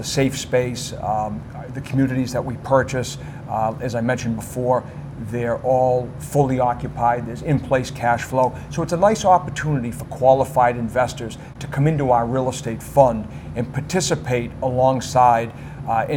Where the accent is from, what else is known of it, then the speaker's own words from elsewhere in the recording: United States; as Americans